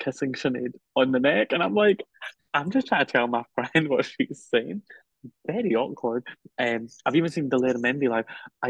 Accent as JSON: {"language": "English", "region": "Scotland", "country": "United Kingdom", "said": "I'm Scottish."}